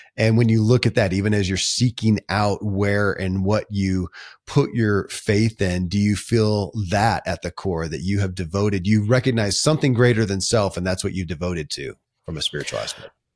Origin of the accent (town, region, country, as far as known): Kentucky, United States; born or raised there